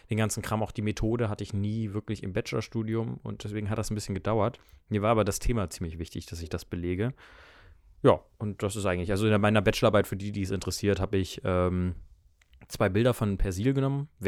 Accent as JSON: {"language": "German", "region": "Schleswig-Holstein", "country": "Germany", "tie": "born there", "said": "ich bin äh, 24 Jahre alt. Ähm, komme gebürtig aus der Nähe von Hamburg, äh, genauer gesagt aus Bagte für die Leute, die das was sagt. Und ja, das ist eigentlich in Schleswig-Holstein."}